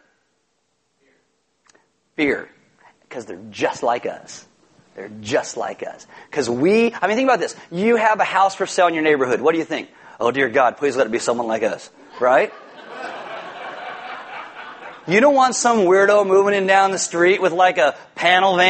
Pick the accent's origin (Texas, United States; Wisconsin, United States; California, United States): California, United States; I'm from California